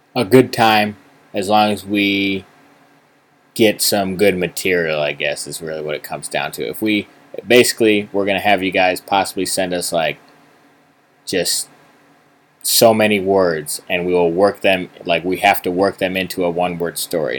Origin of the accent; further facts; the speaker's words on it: East Coast, United States; we're from the East Coast